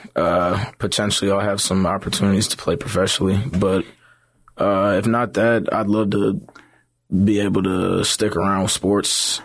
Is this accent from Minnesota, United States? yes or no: yes; Brooklyn Park, Minnesota, United States; moved away as an adult; also born or lived in North Dakota; now in Jacksonville, United States; I'm originally from Brooklyn Park, Minnesota. It's about fifteen minutes outside of, uh, Minneapolis. Really enjoyed growing up there, lived there my entire life